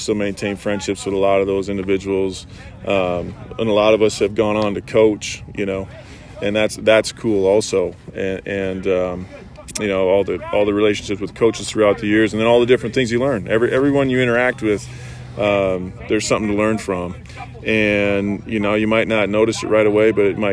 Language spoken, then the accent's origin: English; Midwest, United States; I grew up in the Midwest